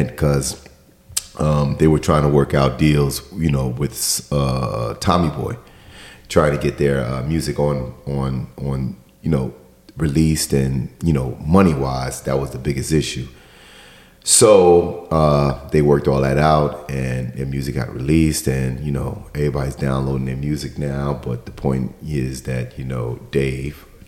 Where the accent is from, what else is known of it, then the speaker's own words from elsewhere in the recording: New York, United States; growing up in New York